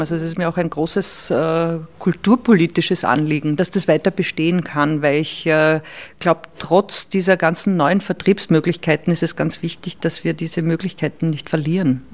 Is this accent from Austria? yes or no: yes; Salzkammergut, Upper Austria, Austria; moved away as an adult; now in Vienna, Austria; ich komme aus dem Salzkammergut und, und bin dann nach Wien zum Studieren gekommen